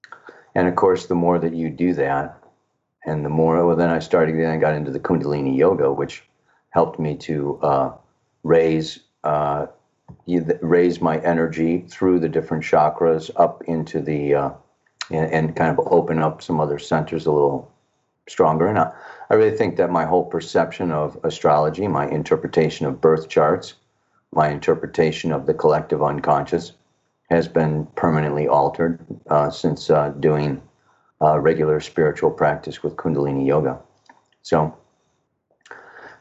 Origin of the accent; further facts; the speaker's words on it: Chicago, Illinois, United States; also born or lived in California / Hawaii; now in Costa Rica; born and raised in Chicago, moved to California, moved to Hawaii, moved to Costa Rica